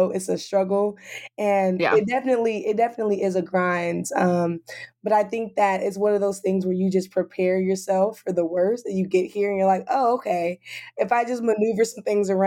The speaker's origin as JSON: {"language": "English", "town": "Los Angeles", "region": "California", "country": "United States", "moved": "yes", "said": "I'm from Los Angeles, California."}